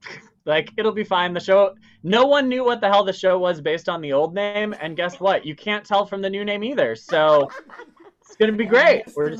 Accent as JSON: {"language": "English", "region": "Illinois", "country": "United States", "tie": "born there", "also_born_or_lived": "Wisconsin / Iowa / Minnesota", "said": "I was born in Illinois and then I moved around a whole bunch. I lived in a bunch of small towns in Wisconsin and Iowa and then eventually Wisconsin again and then landed in Minnesota."}